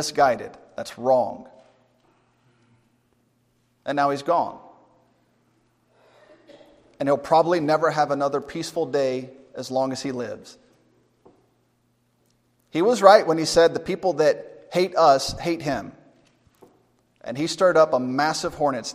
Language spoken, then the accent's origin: English; United States; being an American